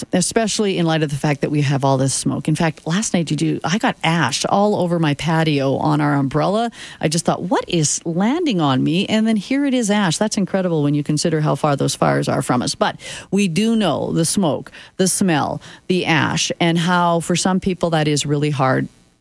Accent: Saskatchewan, Canada; now in Calgary, Canada; growing up in Saskatchewan, it was kind of cool to have the backyard fire going

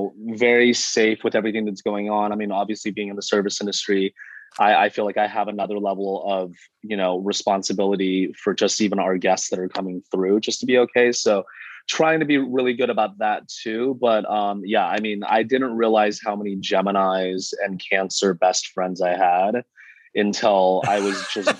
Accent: Missoula, Montana, United States; now in Los Angeles, United States; Born and raised actually in Missoula, Montana.

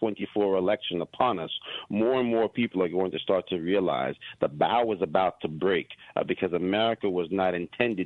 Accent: Yonkers, New York, United States; I'm from Yonkers, New York

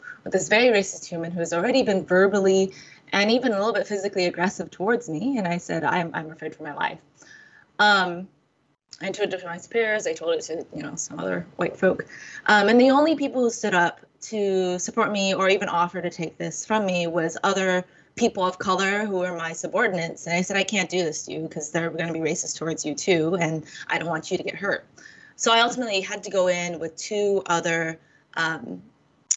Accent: United States; I grew up in America. I was born in America.

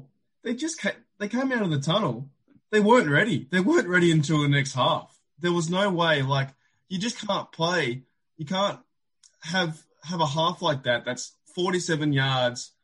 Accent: Australia; we are both from Australia

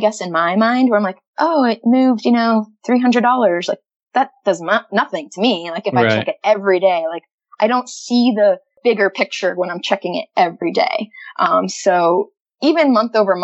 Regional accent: United States; moved away as an adult; also born or lived in Florida; now in Calgary, Canada; growing up in the States

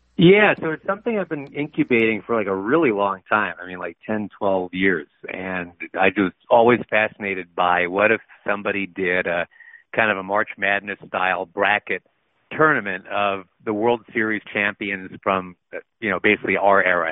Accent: Rochester, New York, United States; also born or lived in Atlanta / Boston; I was actually born well born in Atlanta, but grew up in uh, in both Boston and Rochester, New York. More Rochester than Boston. I only spent like three years in Boston, so I tell people I'm from Rochester.

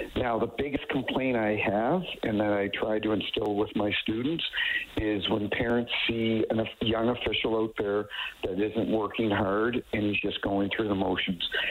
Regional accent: New Brunswick, Canada; now in St. Louis, United States; I grew up in New Brunswick and I live in St. Louis now.

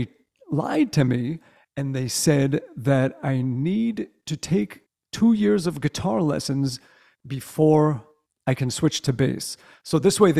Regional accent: New York City, New York, United States; also born or lived in Brooklyn; I grew up in the boroughs of New York. And we had just moved. I was 5 years old. We moved from Brooklyn over to Staten Island

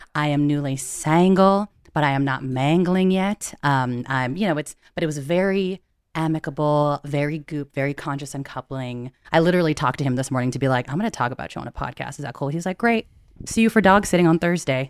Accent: United States; also born or lived in San Francisco; I'm Filipino American, daughter of immigrants

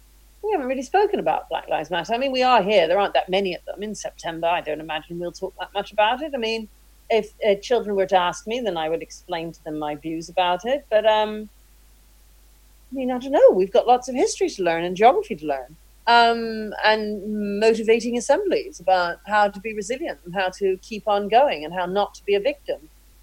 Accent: England, United Kingdom; But that doesn't mean that I can't both feel that I'm British and have an affinity towards Jamaica. I certainly don't feel Jamaican.

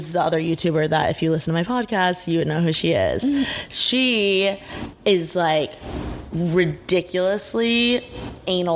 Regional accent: Indiana, United States; now in Los Angeles, United States; In Indiana, I'm from Indiana

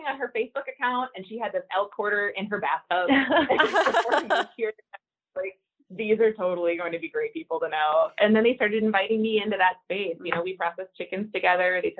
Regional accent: Texas, United States; now in South Dakota, United States; And I came here from Texas, where there was a lot of private land, and I, um, you know, I came to South Dakota

